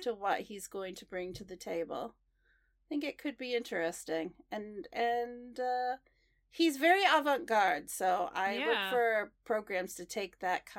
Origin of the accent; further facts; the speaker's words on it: Portland, Oregon, United States; people I don't normally see in the skating world in my hometown.